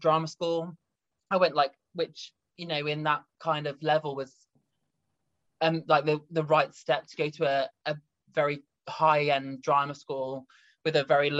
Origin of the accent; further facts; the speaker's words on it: near Birmingham, West Midlands, United Kingdom; now in Nottingham, United Kingdom; my hometown near Birmingham